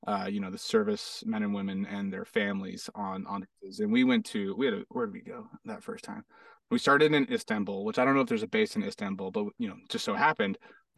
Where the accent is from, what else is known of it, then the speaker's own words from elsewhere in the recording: Hawaii, United States; also born or lived in Florida / Arizona; now in Los Angeles, United States; I moved to Hawaii. Then I moved to Hawaii. Lived in Hawaii for like 8 years.